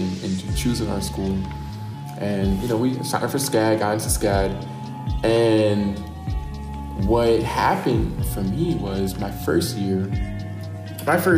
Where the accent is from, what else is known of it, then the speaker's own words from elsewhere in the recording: Virginia, United States; moved away; I had a group of friends who I was really close with back in my hometown, Virginia